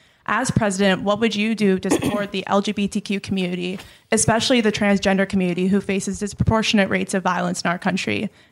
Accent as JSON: {"language": "English", "region": "Michigan", "country": "United States", "tie": "born or raised there", "moved": "as an adult", "lives_now": "Washington, D.C., United States", "said": "In my home state of Michigan"}